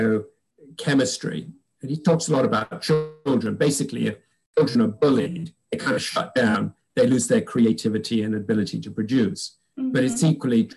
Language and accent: English; England, United Kingdom; moved away as an adult; now in United States; When I moved to America from England